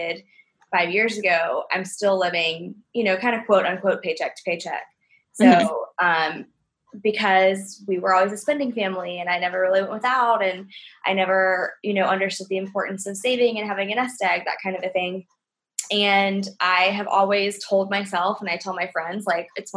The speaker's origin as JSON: {"language": "English", "town": "Atlanta", "region": "Georgia", "country": "United States", "tie": "born or raised there", "said": "So I think I'm definitely Southern. I grew up in Atlanta"}